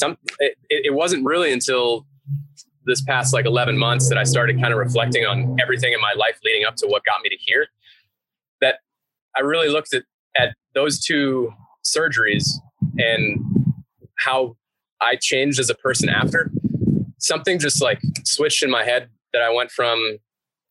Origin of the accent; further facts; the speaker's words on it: Newton, Massachusetts, United States; now in Hayward, United States; I grew up in Boston. Just outside of Boston, a town called Newton